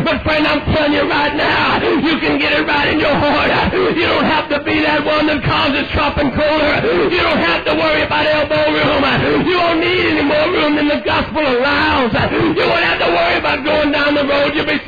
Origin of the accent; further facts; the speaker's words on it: Idaho, United States; Now, wait a minute. I'm an evangelist. Now, wait a minute, I'm from Idaho.